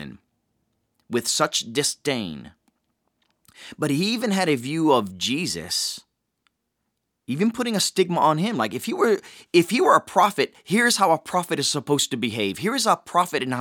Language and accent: English; Hawaii, United States; I grew up in Hawaii